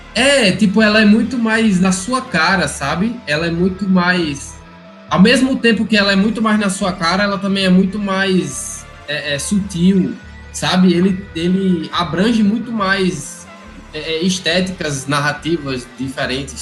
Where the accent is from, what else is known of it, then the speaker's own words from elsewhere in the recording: Mossoró, Rio Grande do Norte, Brazil; also born or lived in São Paulo; Aí eu tinha o quê? Seis anos. Aí vim morar direto lá em onde? Em Mossoró. Aí, tipo, não tem mais sotaque, não tenho mais.